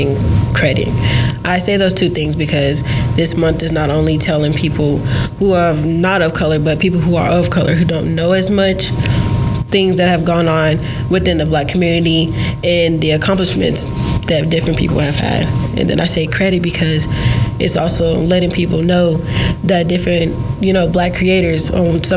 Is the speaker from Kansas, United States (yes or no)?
yes; Liberal, Kansas, United States; I'm from Liberal, Kansas